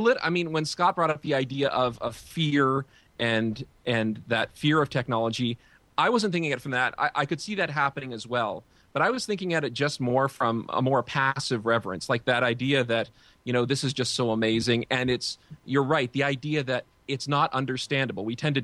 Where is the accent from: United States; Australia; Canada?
Canada; as speaking as a Canadian, he's spending way too much time in England right now. But that's OK. It's a Commonwealth country.